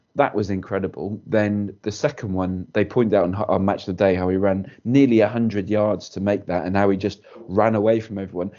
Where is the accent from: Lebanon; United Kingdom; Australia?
United Kingdom; Wales; as a Welshman